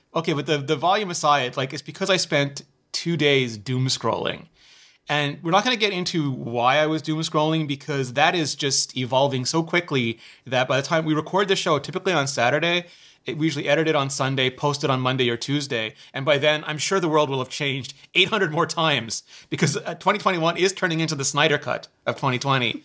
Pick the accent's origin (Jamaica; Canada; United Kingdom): Canada; I'm Canadian